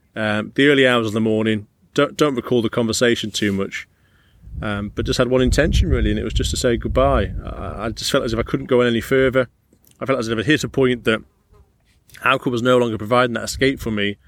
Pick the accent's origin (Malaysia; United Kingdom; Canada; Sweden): United Kingdom; Carlisle, North West England; I'm brought up pretty close to this area, I'm from Carlisle originally